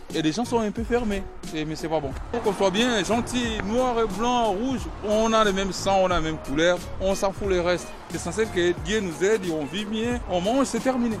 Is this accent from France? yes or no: yes; the North, Nord, France; now in Mulhouse, France; je ne suis pas d'ici. Parce que je vis ici, parce que je travaille ici, mais je suis du Nord